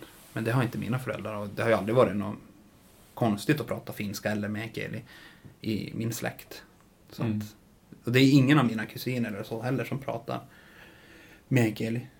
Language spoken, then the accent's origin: Swedish; Norrbotten County, Sweden; varför jag är tornedaling